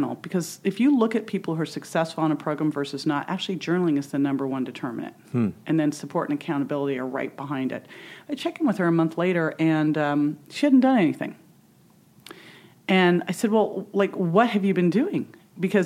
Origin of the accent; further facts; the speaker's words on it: Berkeley, California, United States; also born or lived in San Francisco; I was born in San Francisco. I grew up in Berkeley